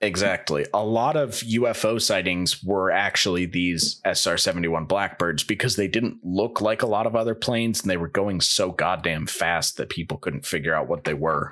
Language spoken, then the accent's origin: English; St. Louis, Missouri, United States; I'm from Saint Louis